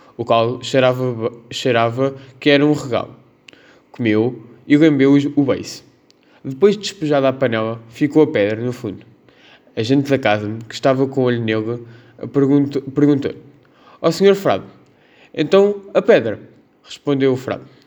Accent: Pombal, Centro, Portugal; tenho 16 anos, sou de Pombal

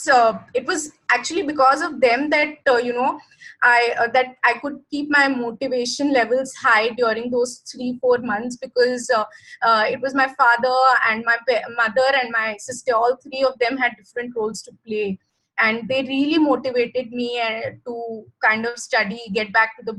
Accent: India; as an Indian professional

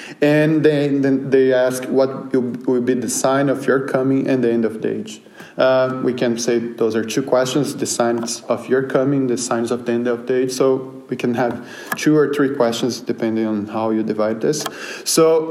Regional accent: Brazil; moved away; I'm from Brazil

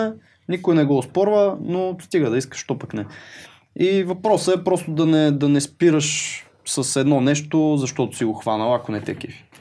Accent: Botevgrad, Sofia Province, Bulgaria; also born or lived in Pravets; аз съм от Ботевград

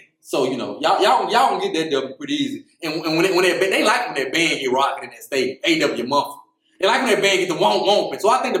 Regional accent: Baton Rouge, Louisiana, United States; Like I said, I'm from Baton Rouge.

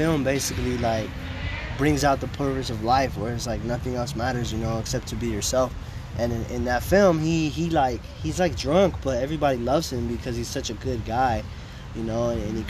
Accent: Stockton, California, United States; I was born and raised in Stockton, California.

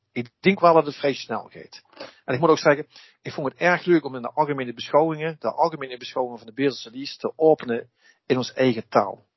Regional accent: Beesel, Limburg, Netherlands; ik ben een Lim, een Bezelse, ik ben een Limburger en ik ben een Nederlander en ik ben geen Hollander.

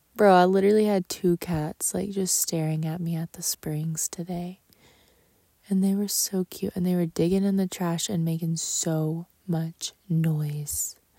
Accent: Texas, United States; moved away; my hometown in Texas

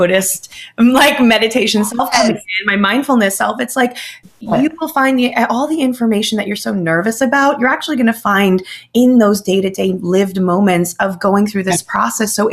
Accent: New Jersey, United States; I'm from New Jersey, I'm spicy, I'm Latina.

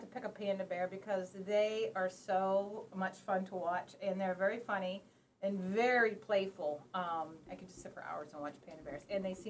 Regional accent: Pennsylvania, United States; moved away as an adult; also born or lived in Bangladesh; now in Washington, United States; Okay, I'm originally from Pennsylvania. I taught there for a few years, then went overseas to Bangladesh and taught, and ended up out here in Washington, and this is actually, I've been out here for about 20 years.

